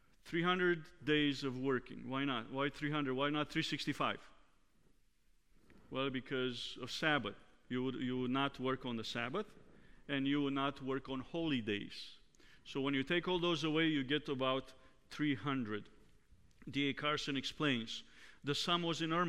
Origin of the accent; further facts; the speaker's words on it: Romania; moved away; Growing up in Romania